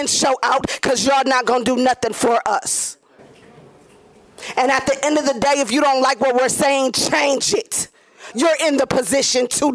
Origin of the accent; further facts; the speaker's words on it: Grand Rapids, Michigan, United States; I grew up in Grand Rapids